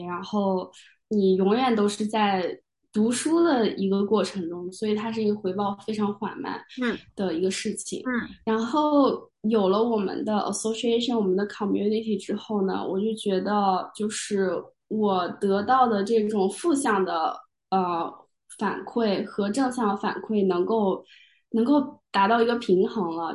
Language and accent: Chinese; China; moved away as an adult; 我自己作为一个亚裔，作为一个中国人，作为一个国际学生